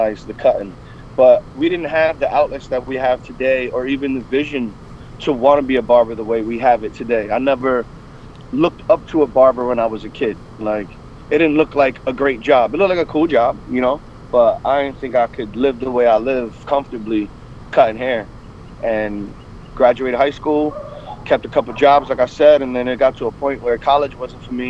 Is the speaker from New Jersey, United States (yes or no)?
yes; New Jersey, United States; I'm from New Jersey, and there was no barbering course to New Jersey for years